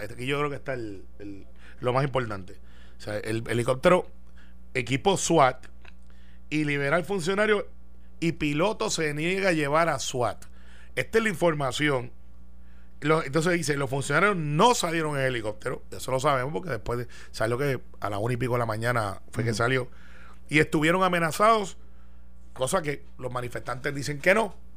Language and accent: Spanish; Guaynabo, Puerto Rico; yo soy de Guaynabo